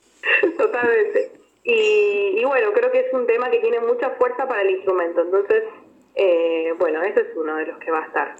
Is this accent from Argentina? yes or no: yes; Buenos Aires, Argentina; las dos somos de acá de Buenos Aires